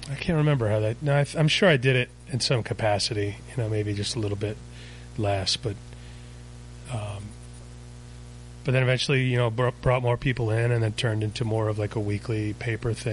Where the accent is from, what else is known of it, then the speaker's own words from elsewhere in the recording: Virginia Beach, Virginia, United States; moved away as an adult; I grew up in Virginia Beach.